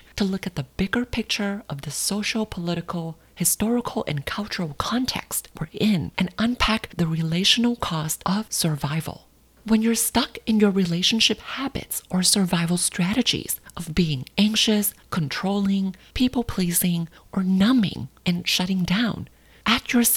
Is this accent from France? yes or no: no; Thailand; Growing up in Thailand